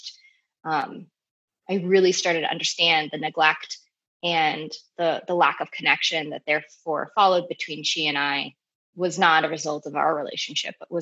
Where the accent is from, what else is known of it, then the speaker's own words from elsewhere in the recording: Southern New Jersey, United States; I grew up in Southern New Jersey, pretty stereotypical suburban upbringing